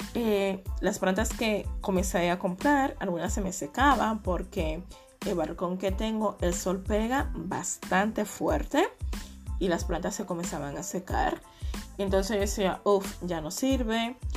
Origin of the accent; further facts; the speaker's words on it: Dominican Republic; moved away; la mayoría de mis amigos, eh, viven en mi país, República Dominicana